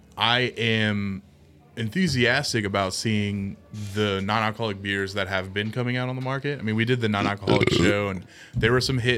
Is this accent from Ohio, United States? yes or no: yes; Cincinnati, Ohio, United States; yes, we're from Cincinnati